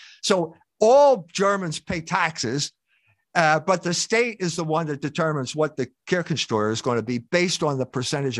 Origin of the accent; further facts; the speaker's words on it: Philadelphia, Pennsylvania, United States; I grew up in Philadelphia, and I was now at St. Mary's College shortly before I got fired.